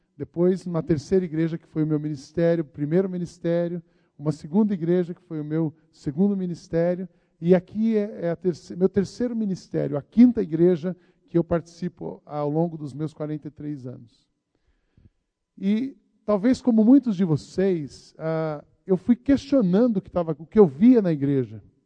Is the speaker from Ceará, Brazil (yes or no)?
no; Barbacena, Minas Gerais, Brazil; now in São Paulo, Brazil; o pastor Macorde me conhece desde quando eu era menino, lá em Barbacena